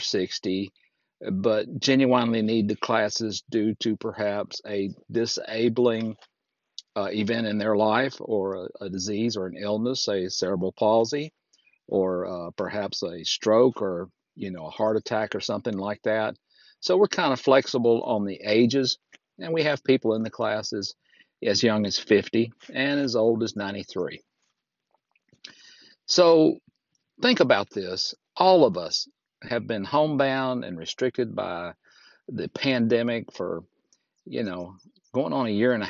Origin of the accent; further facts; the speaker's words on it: Fort Payne, Alabama, United States; recording right here in my hometown of Fort Payne, Alabama, at the foot of Lookout Mountain